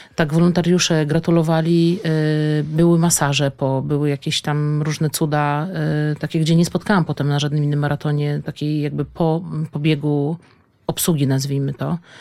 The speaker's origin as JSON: {"language": "Polish", "town": "Kielce", "region": "Świętokrzyskie Voivodeship", "country": "Poland", "said": "pochodzimy oboje z Kielc"}